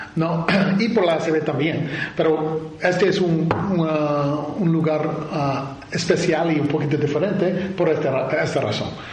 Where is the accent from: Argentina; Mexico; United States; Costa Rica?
United States; Milwaukee, Wisconsin; Spanish is a second language; moved away; cuando yo crecí como joven en Milwaukee, Wisconsin